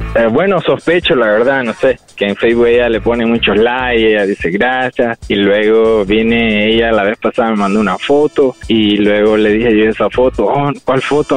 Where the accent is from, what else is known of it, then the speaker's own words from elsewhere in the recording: Honduras; moved away; somos hondureños, de misma cultura